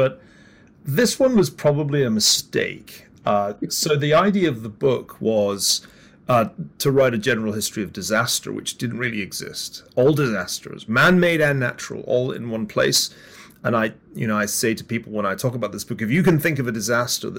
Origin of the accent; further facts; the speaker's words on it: Glasgow, Scotland, United Kingdom; I'm from Glasgow, the west of Scotland